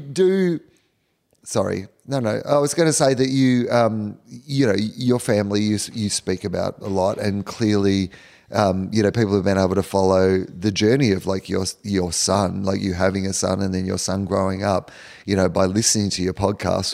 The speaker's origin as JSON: {"language": "English", "country": "Australia", "said": "as an Australian"}